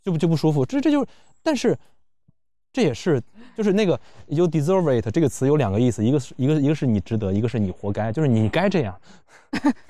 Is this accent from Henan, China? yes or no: yes; Luoyang, Henan, China; 我在建西上的高中，我，我，我是老城的